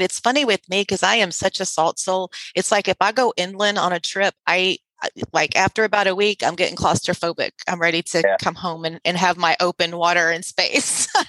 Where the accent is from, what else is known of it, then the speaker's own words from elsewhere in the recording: Sealy, Texas, United States; moved away; also born or lived in San Felipe, Texas; I grew up across the I-10 overpass on the other side in San Felipe, because Sealy, Texas is my hometown.